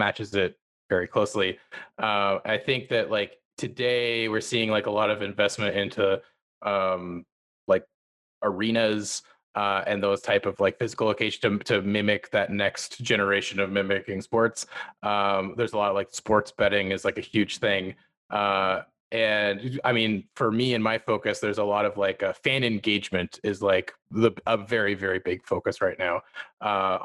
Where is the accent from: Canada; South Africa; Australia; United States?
Canada; near Ottawa, Ontario; my hometown near Ottawa